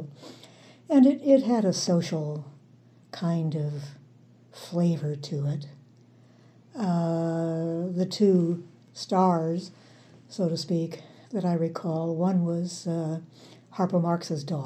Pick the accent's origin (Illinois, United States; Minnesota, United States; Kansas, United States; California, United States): California, United States; Los Angeles; also born or lived in Colorado; I grew up in Southern California, primarily Hollywood, West Hollywood, Beverly Hills.